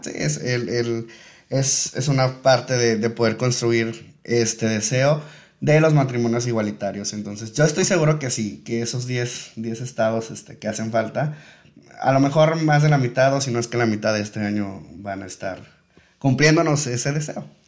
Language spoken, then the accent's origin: Spanish; Tepic, Nayarit, Mexico; nosotros como tepicenses, nosotros como nayaritas, nosotros como mexicanos